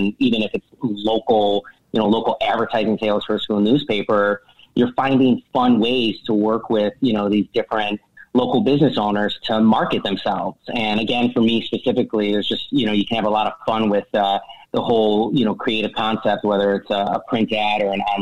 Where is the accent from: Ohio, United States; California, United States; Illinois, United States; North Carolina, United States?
Illinois, United States; Chicago; I'm originally from Chicago, from the Midwest